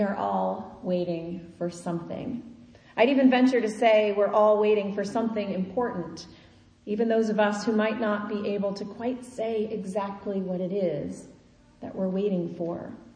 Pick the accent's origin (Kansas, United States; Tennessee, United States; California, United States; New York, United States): Kansas, United States; now in Eastern United States; I grew up in Kansas.